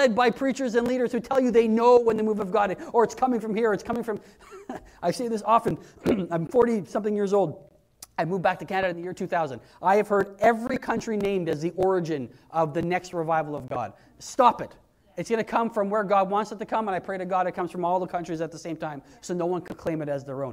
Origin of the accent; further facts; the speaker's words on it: Wales, United Kingdom; I'm Welsh and that's where I'm from